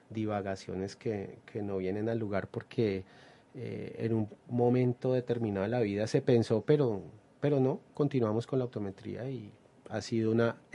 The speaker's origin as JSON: {"language": "Spanish", "town": "Ibagué", "region": "Tolima", "country": "Colombia", "tie": "born there", "also_born_or_lived": "Bogotá", "lives_now": "Pereira, Colombia", "said": "Nací en Ibagueto, Lima, estudié en Bogotá y hace aproximadamente 14 años estoy acá en la ciudad de Pereira."}